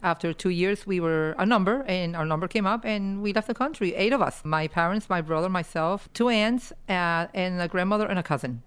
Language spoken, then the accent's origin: English; Cuba; now in United States; going back to my roots, and it's able to, to set foot on, on land that gave me my life